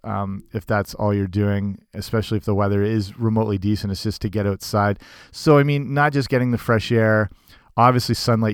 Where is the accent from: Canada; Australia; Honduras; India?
Canada; Southwestern Ontario; I'm from Southwestern Ontario, which is kind of the hockey hotbed